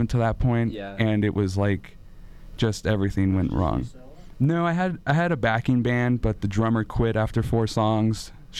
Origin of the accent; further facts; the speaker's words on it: California, United States; moved away; I was originally from California, but I actually didn't meet them until I had lived here and then moved back for a little bit.